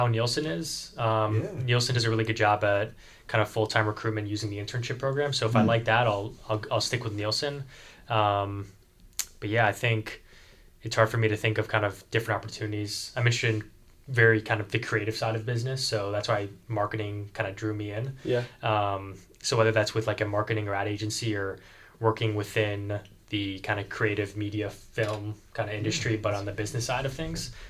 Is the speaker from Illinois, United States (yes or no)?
yes; Chicago, Illinois, United States; now in Boston, United States; I'm from Chicago